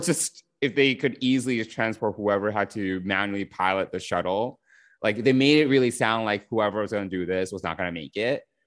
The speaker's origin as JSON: {"language": "English", "region": "New York", "country": "United States", "said": "I'm a bad New Yorker"}